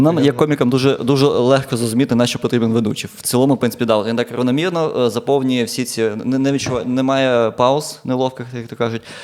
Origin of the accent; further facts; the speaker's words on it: Dnipro, Dnipropetrovsk Oblast, Ukraine; moved away as an adult; now in Lviv, Ukraine; я з Дніпра